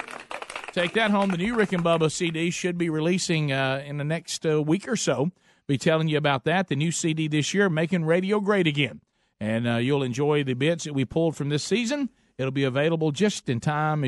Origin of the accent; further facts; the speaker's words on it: Birmingham, Alabama, United States; we told her we're from Birmingham